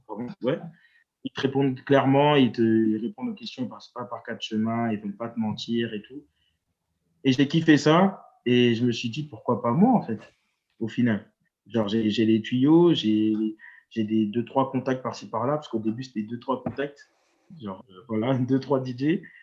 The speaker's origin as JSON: {"language": "French", "town": "Évry", "region": "Île-de-France", "country": "France", "tie": "born or raised there", "also_born_or_lived": "Strasbourg / Orléans / Tours", "lives_now": "Paris, France", "said": "Après, j'ai déménagé dans le 91, à Évry"}